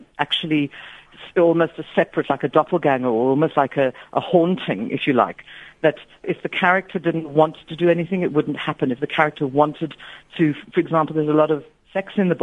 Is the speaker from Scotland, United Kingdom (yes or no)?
yes; Aberdeen, Scotland, United Kingdom; when I was a child, I grew up in Aberdeen, Scotland